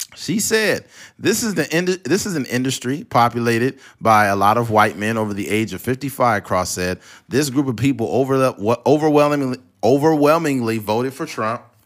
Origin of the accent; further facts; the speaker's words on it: California, United States; I'm from California